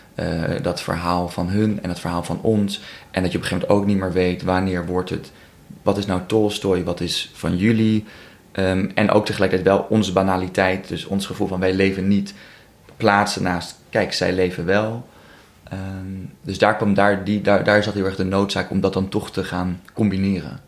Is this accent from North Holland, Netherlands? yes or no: yes; Amsterdam, North Holland, Netherlands; ik kom uit Amsterdam